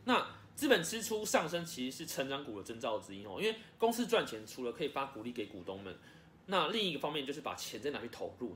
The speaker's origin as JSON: {"language": "Chinese", "country": "Taiwan", "said": "所以我很期待这件事可以成功，身为台湾人哦。"}